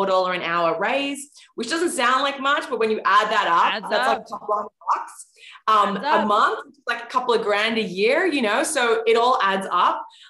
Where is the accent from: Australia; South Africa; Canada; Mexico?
Australia; now in New York City, United States; I live in New York City now, but I grew up in Australia and I actually did grow up with kangaroos in my backyard